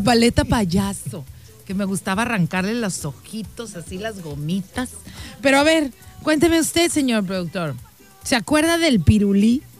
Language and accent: Spanish; Mexico; nosotros todos los que somos mexicanos